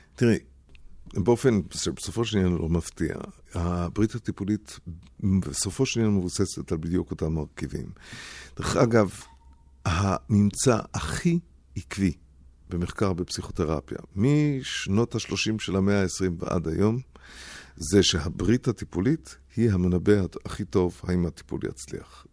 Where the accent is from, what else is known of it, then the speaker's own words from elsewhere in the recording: Basel, Basel-Stadt, Switzerland; moved away; התחתנו בעיר הולדתי באזל